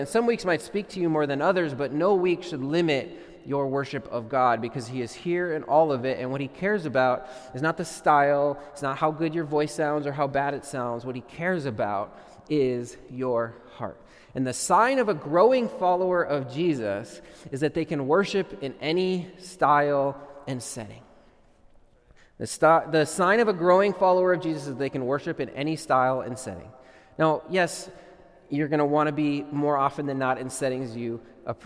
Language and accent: English; Minnesota, United States; I grew up in Minnesota